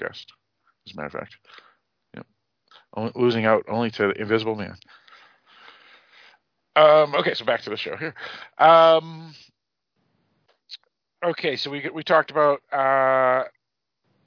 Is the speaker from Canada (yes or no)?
yes; Canada; I'm French Canadian